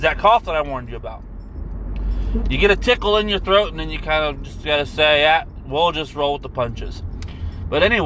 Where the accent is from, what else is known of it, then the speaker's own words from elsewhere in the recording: Anderson, Indiana, United States; now in Indianapolis, United States; I was born in Anderson, Indiana, 1988